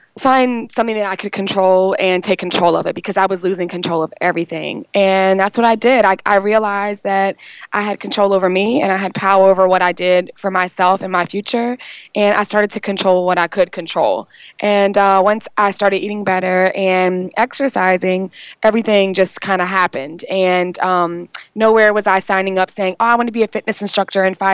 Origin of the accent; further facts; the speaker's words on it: Richmond, Virginia, United States; moved away as an adult; also born or lived in Atlanta, Georgia; I was born and raised in Richmond, Virginia